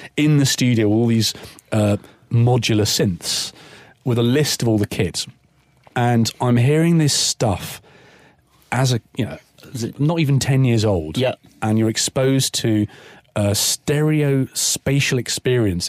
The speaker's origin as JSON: {"language": "English", "area": "Cornwall", "region": "South West England", "country": "United Kingdom", "tie": "born or raised there", "also_born_or_lived": "Kingston upon Thames, London", "moved": "as an adult"}